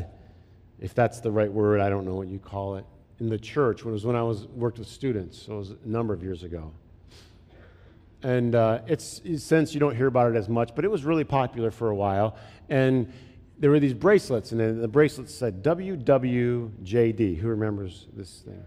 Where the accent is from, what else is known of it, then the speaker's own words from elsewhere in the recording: Flint, Michigan, United States; moved away; I grew up in Flint